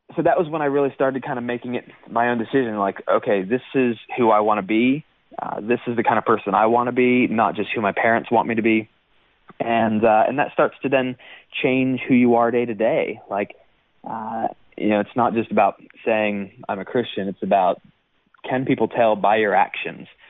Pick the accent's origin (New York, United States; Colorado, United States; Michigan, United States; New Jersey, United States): Michigan, United States; moved away as an adult; also born or lived in Iowa City, Iowa / Pittsburgh, Pennsylvania / Indiana; now in Nashville, United States; then to Michigan uh, for uh, for you know most of my formative years